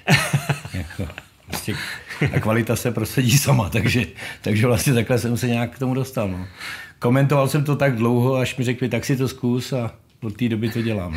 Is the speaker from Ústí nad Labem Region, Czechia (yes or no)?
yes; Ústí nad Labem, Ústí nad Labem Region, Czechia; Já jsem z Ústí nad Labem, rodák, hmm. lokal patriot.